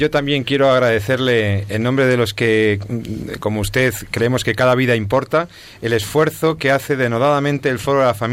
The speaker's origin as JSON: {"language": "Spanish", "country": "Spain", "said": "como ciudadano español"}